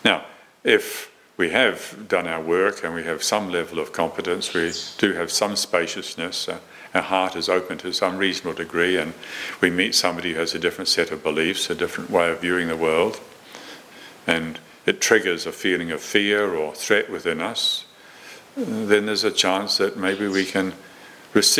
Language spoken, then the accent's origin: English; New Zealand; I was growing up in Moronsville in New Zealand